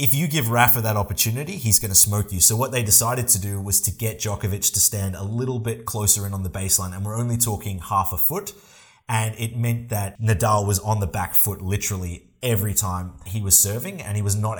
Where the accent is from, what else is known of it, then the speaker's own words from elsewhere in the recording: Australia; We are both Australian